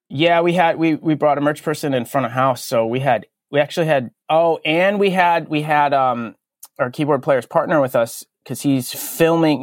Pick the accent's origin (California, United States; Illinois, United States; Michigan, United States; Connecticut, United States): Connecticut, United States; Berlin; I grew up in Connecticut, which I still live in Connecticut, but I grew up in a town called um, Berlin, which is the exact center of the state